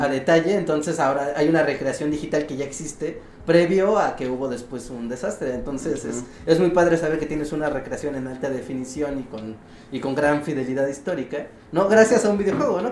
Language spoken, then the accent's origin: Spanish; Mexico City, Mexico; siendo chilango